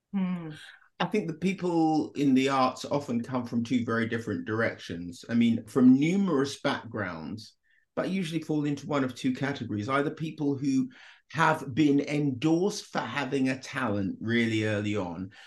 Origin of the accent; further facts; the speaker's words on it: United Kingdom; also born or lived in Jamaica; I arrived in Britain when I was three from Jamaica